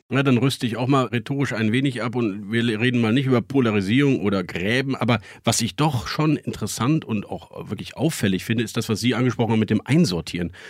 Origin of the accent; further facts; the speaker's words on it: Bonn, North Rhine-Westphalia, Germany; Wir kommen beide aus dem Bonner Umfeld